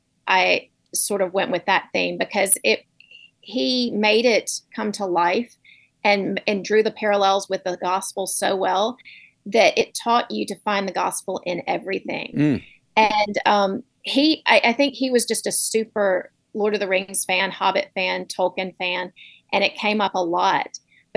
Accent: Southeast, United States; growing up in the Southeast in a red state surrounded by red states

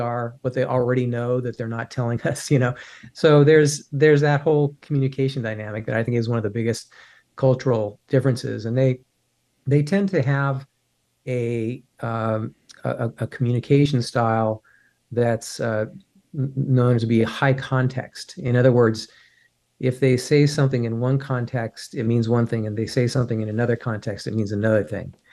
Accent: United States; as an American

